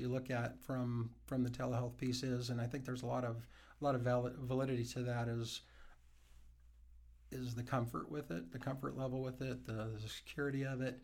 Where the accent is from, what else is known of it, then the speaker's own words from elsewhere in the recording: Wyoming, United States; also born or lived in Montana; I've been, like I said, been in Wyoming most of my life.